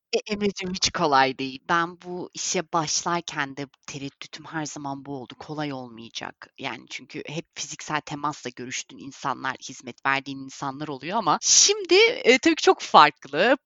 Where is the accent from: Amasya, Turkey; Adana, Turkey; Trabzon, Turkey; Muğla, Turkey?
Muğla, Turkey; Bodrum; moved away as an adult; also born or lived in England; now in London, United Kingdom; 1989 İngiltere doğumluyum lakin sadece doğumdan ibaret. Ee, doğumdan sonra 89 senesinden beri 30 yıl boyunca Bodrum'da yaşadım. Bodrum'da büyüdüm